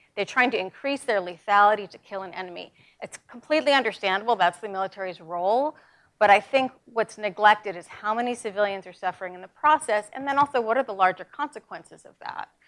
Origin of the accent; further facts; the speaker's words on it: New York, United States; I'm from New York